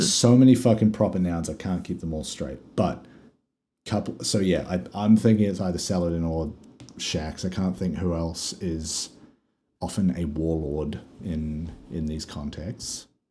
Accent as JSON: {"language": "English", "country": "Australia", "said": "We're Australian"}